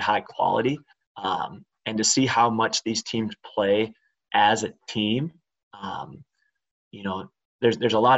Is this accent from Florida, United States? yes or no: no; River Falls, Wisconsin, United States; I grew up in River Falls, Wisconsin